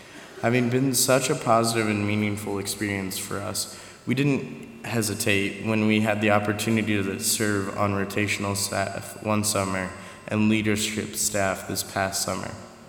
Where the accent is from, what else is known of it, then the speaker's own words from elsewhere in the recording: Berne, Indiana, United States; I'm a sophomore nursing major. I'm from Bern, Indiana.